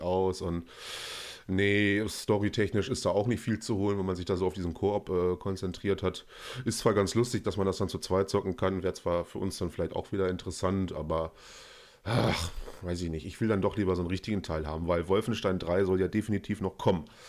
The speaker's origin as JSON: {"language": "German", "country": "Germany", "said": "als Deutscher"}